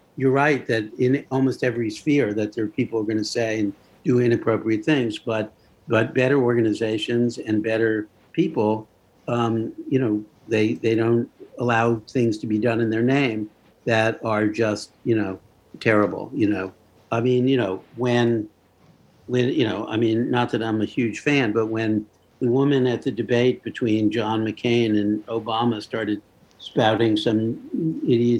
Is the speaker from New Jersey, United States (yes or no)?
yes; Leonia, New Jersey, United States; also born or lived in Brooklyn, New York; I was born in Brooklyn, but I grew up in the town of Leonia, New Jersey